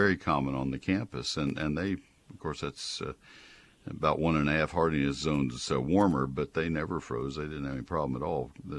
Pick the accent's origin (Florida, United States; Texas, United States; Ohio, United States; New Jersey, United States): Texas, United States; College Station; now in McKinney, United States; I grew up in College Station